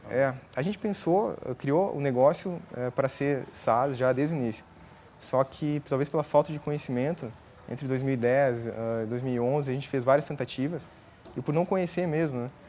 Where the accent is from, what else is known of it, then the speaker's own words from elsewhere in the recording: Rio Grande do Sul, Brazil; moved away as an adult; also born or lived in Joinville, Santa Catarina; Sou gaúcho, nasci no Rio Grande do Sul, e aí eu fui para estudar a ciência da computação em Joinville, Santa Catarina.